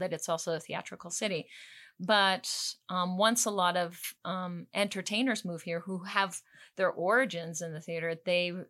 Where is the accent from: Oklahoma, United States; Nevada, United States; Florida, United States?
Nevada, United States; Las Vegas; we were raised in Las Vegas